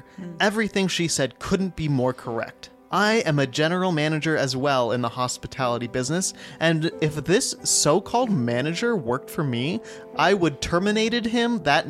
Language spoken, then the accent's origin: English; New Mexico, United States; Okay, fine, we're from New Mexico, so we don't know the laws for Colorado.